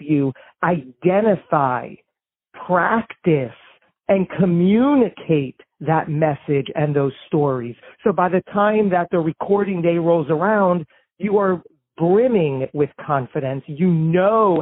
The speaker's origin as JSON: {"language": "English", "region": "New Jersey", "country": "United States", "said": "We're both from New Jersey."}